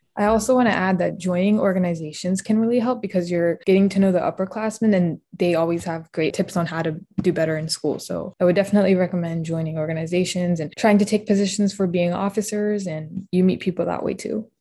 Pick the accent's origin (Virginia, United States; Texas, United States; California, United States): Virginia, United States; Harrisonburg; moved away as an adult; now in Northern Virginia, United States; I'm from Harrisonburg, Virginia, where I completed my undergraduate degree at James Madison University